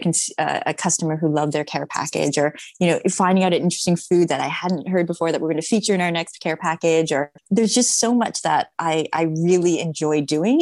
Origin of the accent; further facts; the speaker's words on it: Toronto, Ontario, Canada; now in Los Angeles, United States; I'm actually in Toronto at the moment, which is my hometown